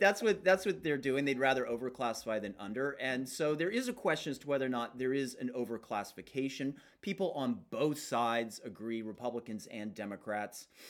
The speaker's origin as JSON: {"language": "English", "country": "United States", "said": "as an American"}